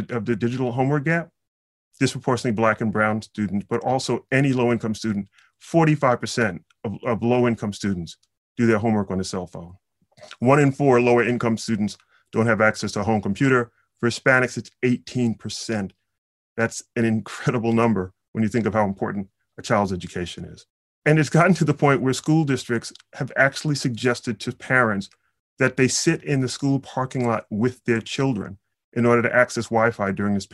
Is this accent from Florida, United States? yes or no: no; New York City, New York, United States; I'm from Brooklyn, New York